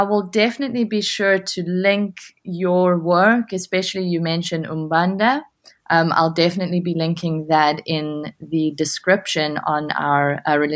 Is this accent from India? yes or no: no; Johannesburg, Gauteng, South Africa; moved away as an adult; now in Glasgow, United Kingdom; I hail from Johannesburg, South Africa, where I received my honours degree in social psychology. I now live in Glasgow, Scotland